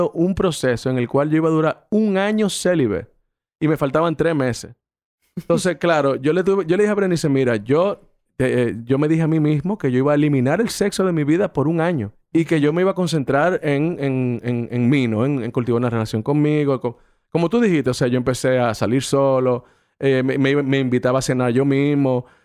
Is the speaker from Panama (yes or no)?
no; Mexico; Porque yo soy mexicano.